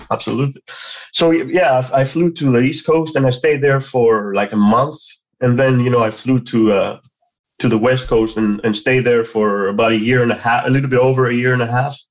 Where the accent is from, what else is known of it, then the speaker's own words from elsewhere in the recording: Athens, Attica, Greece; moved away as an adult; I was born and raised in Athens